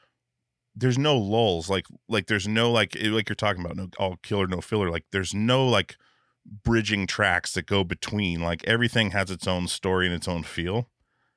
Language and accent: English; Alaska, United States; I grew up in Alaska